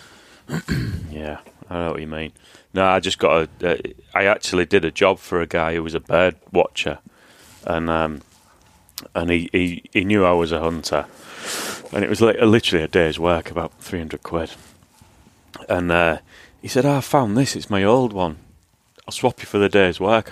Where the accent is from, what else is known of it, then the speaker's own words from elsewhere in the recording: Hull, Yorkshire and the Humber, United Kingdom; moved away as an adult; where I grew up in Hull